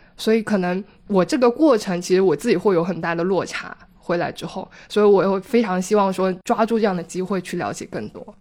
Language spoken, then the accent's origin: Chinese; Dongguan, Guangdong, China; also born or lived in Shanghai; 因为我是东莞人嘛，所以我回了广东工作，但是还不是在东莞